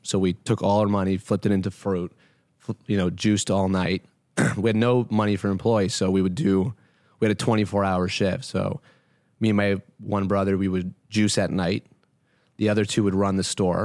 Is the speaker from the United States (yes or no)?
no; Canada; I was born in Canada